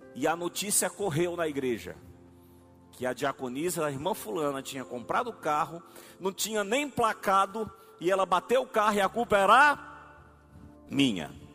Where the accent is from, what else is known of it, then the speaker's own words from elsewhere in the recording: Arari, Maranhão, Brazil; Eu sou de Arari